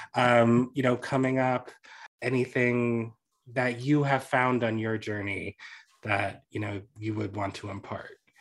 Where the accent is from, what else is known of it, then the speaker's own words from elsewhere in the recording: Washington, District of Columbia, United States; now in Minneapolis, United States; I'm originally from DC